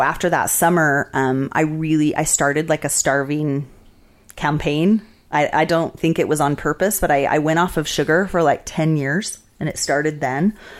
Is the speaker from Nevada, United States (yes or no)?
yes; Las Vegas, Nevada, United States; also born or lived in Salt Lake City, Utah / Washington, District of Columbia, United States; now in Utah, United States; I had like a really um, different experience of Vegas growing up there